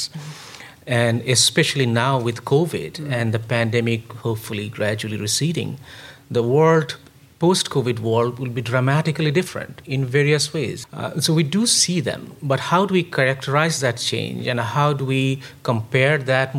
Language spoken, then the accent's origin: English; India; I grew up in India